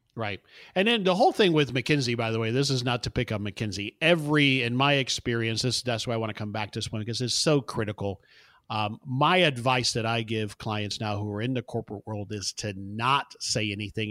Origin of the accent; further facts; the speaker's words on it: South Florida, United States; moved away as an adult; also born or lived in Houston; now in Dallas, United States; I, I actually was born in Houston, but grew up in South Florida